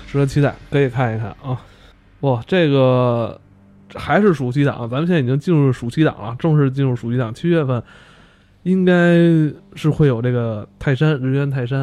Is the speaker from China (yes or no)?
yes; China